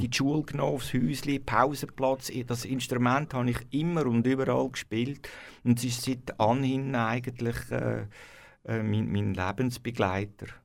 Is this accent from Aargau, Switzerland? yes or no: yes; Wohlen, Aargau, Switzerland; ich bin in Wollen aufgewachsen, im Freiamt